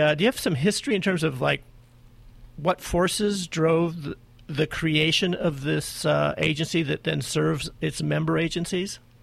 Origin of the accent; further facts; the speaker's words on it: Glendora, California, United States; my hometown Glendora